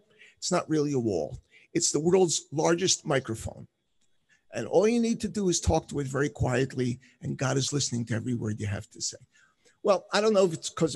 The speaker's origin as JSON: {"language": "English", "town": "Philadelphia", "region": "Pennsylvania", "country": "United States", "tie": "born or raised there", "also_born_or_lived": "Jerusalem", "moved": "yes", "said": "I grew up in Philly. Well, I didn't really grow up, but I'm from Philly"}